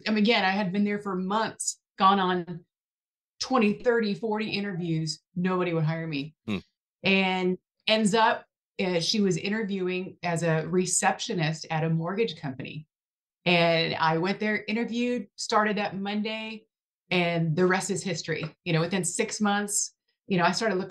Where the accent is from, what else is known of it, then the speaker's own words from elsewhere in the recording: Buffalo, New York, United States; moved away as an adult; also born or lived in Southern California; now in Texas, United States; I'm from Buffalo, New York, originally